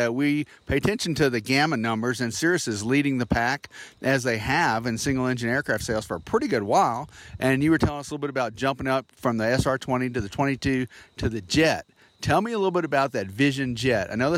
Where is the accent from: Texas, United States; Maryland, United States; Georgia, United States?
Georgia, United States; Atlanta; I'm from Atlanta, so Georgia's close to my heart